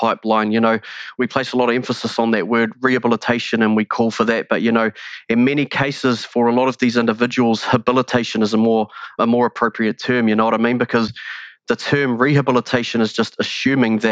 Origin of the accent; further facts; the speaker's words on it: New Zealand; here in Aotearoa, New Zealand